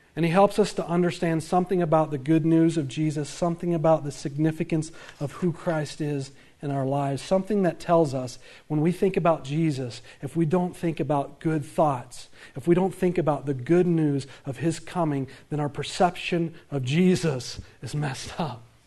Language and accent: English; the Bible Belt, the South, United States; I grew up in the Bible Belt